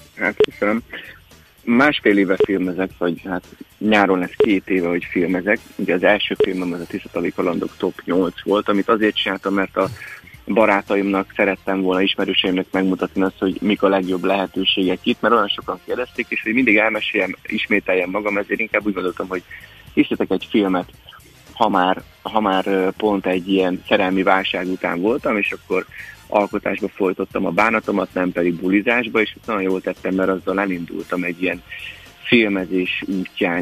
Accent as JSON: {"language": "Hungarian", "country": "Hungary", "tie": "born or raised there", "said": "én itt nőttem föl"}